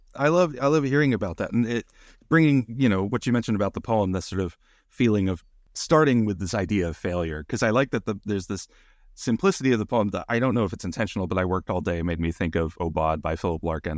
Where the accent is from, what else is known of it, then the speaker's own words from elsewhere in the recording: Little Rock, Arkansas, United States; moved away; also born or lived in Pine Bluff, Arkansas; I was born in Pine Bluff and then grew up outside Little Rock and went to school in Little Rock